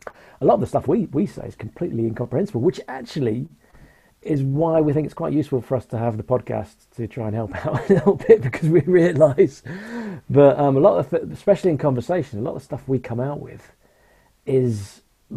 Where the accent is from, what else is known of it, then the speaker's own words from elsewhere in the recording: United Kingdom; Because we are British, we were born here.